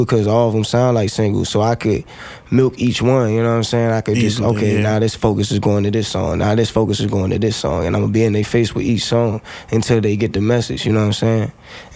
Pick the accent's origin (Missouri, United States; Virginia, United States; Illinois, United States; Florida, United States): Virginia, United States; Fredericksburg; moved away as an adult; also born or lived in 757 area (Hampton Roads), Virginia; I'm from Fredericksburg.